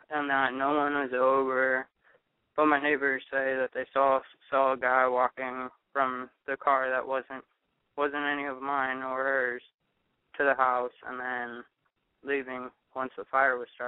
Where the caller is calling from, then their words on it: Oakland, California, United States; I'm actually 22. I'm calling from Oakland.